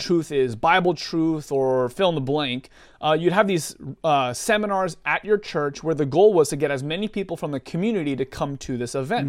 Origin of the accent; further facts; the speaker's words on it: Southern California, United States; now in Portland, United States; born and raised in Southern California area. Uh, currently live with my wife, uh, in the Portland, Oregon area right now